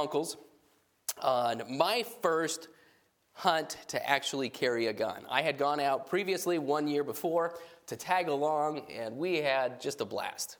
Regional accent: New Mexico, United States; I grew up in New Mexico

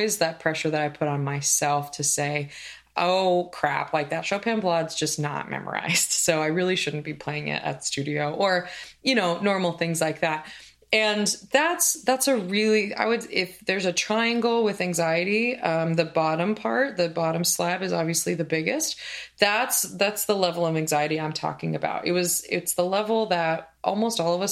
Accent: Oregon, United States; moved away as an adult; also born or lived in Indiana / Kansas City, Missouri; I grew up in Oregon

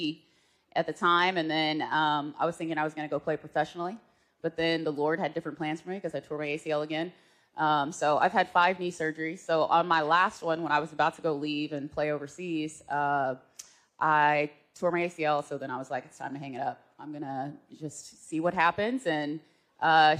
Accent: Norman, Oklahoma, United States; moved away; also born or lived in Okmulgee, Oklahoma; I grew up in Norman for most of my life

